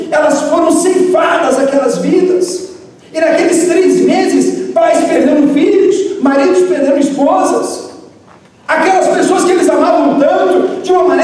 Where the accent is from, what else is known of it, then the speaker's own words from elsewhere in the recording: Northeast Region, Brazil; accent: cantado (Northeastern); eu sou nordestino, falo cantado, né?